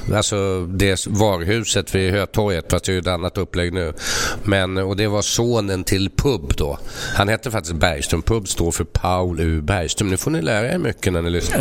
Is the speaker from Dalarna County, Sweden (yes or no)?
no; Stockholm, Stockholm County, Sweden; så är jag uppvuxen här inne i stan